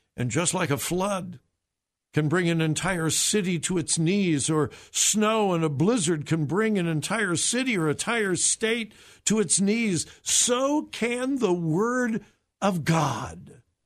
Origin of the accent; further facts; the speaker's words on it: Southern California, United States; I was born and raised in Southern California